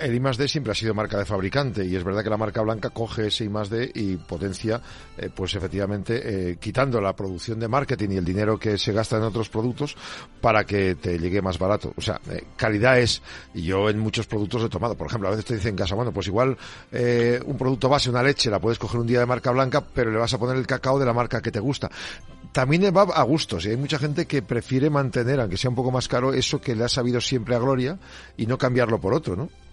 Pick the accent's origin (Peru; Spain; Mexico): Spain; Burgos, Castile and León; Burgos. Es que venís a mi tierra